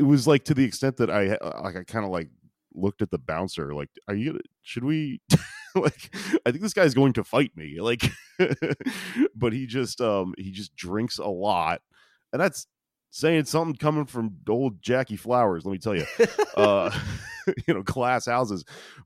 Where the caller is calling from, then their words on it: Austin, Texas, United States; I'm calling in from Texas, which is a very dumb place to be right now.